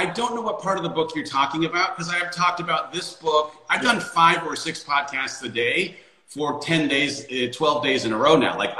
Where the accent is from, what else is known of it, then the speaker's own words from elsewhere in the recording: Arizona, United States; We're from Arizona here, so there's a little rivalry.